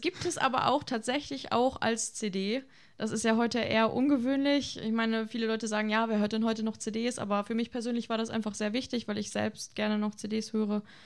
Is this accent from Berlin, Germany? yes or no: no; Vlotho, North Rhine-Westphalia, Germany; moved away as an adult; now in Osnabrück, Germany; Ich komme ursprünglich aus Floto